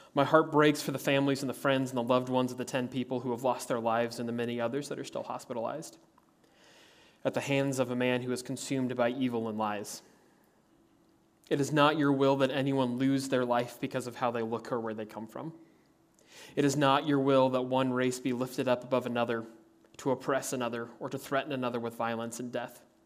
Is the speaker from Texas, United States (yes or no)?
no; Kansas, United States; As a kid growing up in Kansas